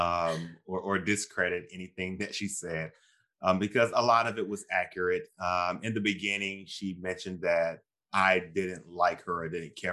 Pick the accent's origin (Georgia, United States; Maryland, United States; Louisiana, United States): Georgia, United States; my family is Southern. I'm from Georgia, the Deep South.